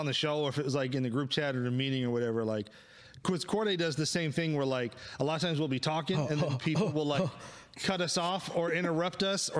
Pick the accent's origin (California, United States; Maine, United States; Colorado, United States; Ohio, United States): California, United States; Richmond; also born or lived in Oakland, California; I was born in Oakland. I was raised in Richmond.